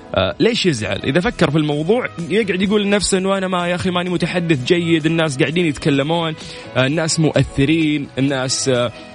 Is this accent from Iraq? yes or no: no; Saudi Arabia; عندنا في المملكة العربية السعودية